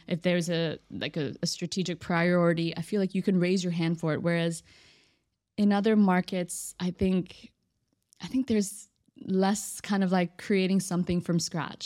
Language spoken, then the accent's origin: English; Austin, Texas, United States; moved away as an adult; now in Dubai, United Arab Emirates; born and raised in Austin, Texas